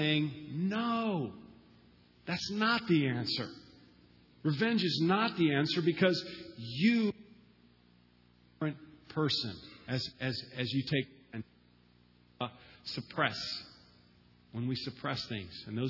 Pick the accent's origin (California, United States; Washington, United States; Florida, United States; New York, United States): Florida, United States; moved away as an adult; also born or lived in Boston; I'm from Florida